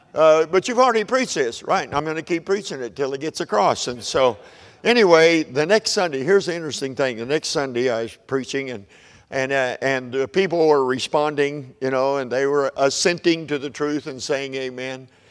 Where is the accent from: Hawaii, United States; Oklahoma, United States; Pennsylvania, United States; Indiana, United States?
Oklahoma, United States; I'm from Oklahoma, so we're a little far to the Southwest to be called Southerners